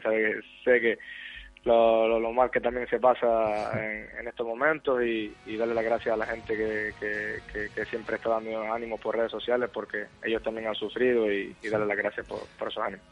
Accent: Gran Canaria, Canary Islands, Spain; este es el equipo de, mi vida, de mi tierra

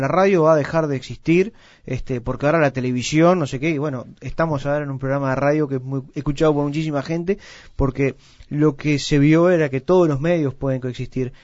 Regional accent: Uruguay; tenemos un precioso país

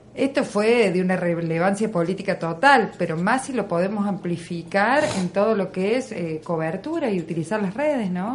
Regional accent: Argentina; en un espacio como el nuestro, en un lugar como Argentina

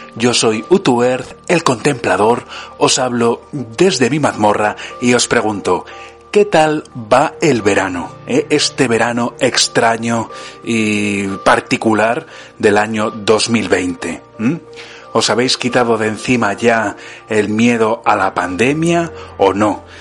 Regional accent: Burgos, Castile and León, Spain; now in Italy; en Burgos, mi ciudad natal

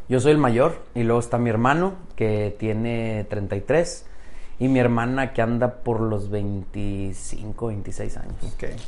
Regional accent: Saltillo, Coahuila, Mexico; Soy de Saltillo. Allá nací y allá me, quedé, allá estoy ahorita.

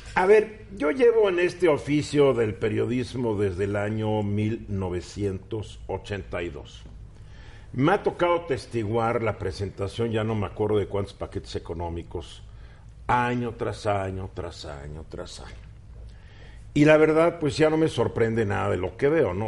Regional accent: Mexico

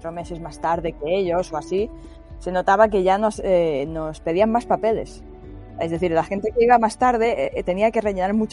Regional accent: Mallorca, Balearic Islands, Spain; nosotros eh, casi no salimos de Mallorca. Eh, tanto Francesc como Tomás como yo nos gusta mucho nuestra isla y casi no nos vamos muy lejos.

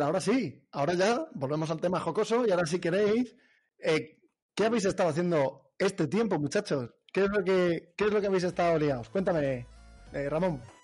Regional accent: Cáceres, Extremadura, Spain; soy de Cáceres

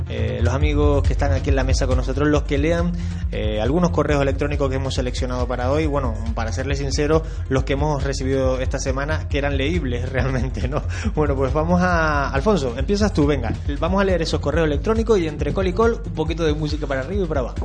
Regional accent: Canary Islands, Spain; aquí somos en Canarias muy, muy, muy, muy murgueros

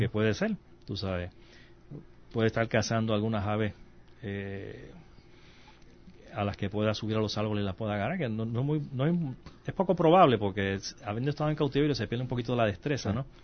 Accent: Puerto Rico

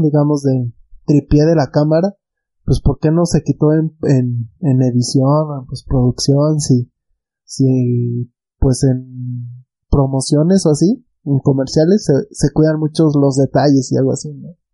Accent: Mexico; nosotros somos pues, mexicanos, estamos al lado de Estados Unidos

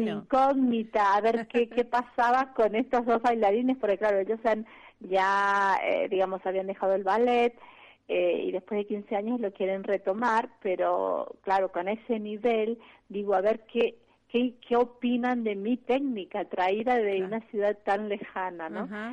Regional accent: Rosario, Santa Fe, Argentina; moved away; soy de Rosario

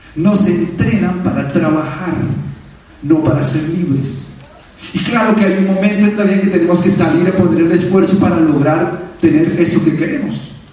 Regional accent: Bogotá, Colombia; un colombiano nacido en Bogotá

